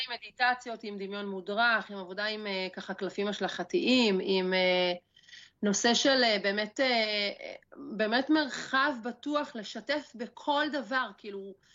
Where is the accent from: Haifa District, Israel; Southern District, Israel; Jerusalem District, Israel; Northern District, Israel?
Northern District, Israel; a kibbutz in northern Israel; אני בת קיבוץ, גדלתי פה ליד האדמה, אה, אני הולכת לבנות את הבית שלי פה